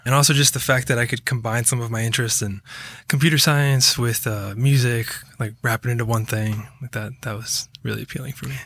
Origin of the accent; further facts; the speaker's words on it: Rockville, Maryland, United States; moved away; also born or lived in Georgia; I mostly grew up around D C